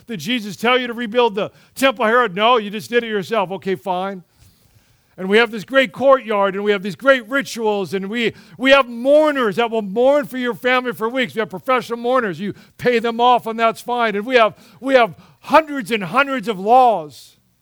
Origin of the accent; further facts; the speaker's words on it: United States; we approach life as Americans